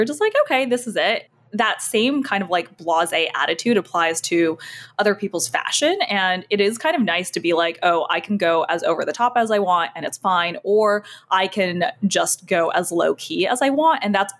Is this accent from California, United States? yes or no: yes; Bay Area, California, United States; now in New York, United States; So I'm from the Bay Area, right?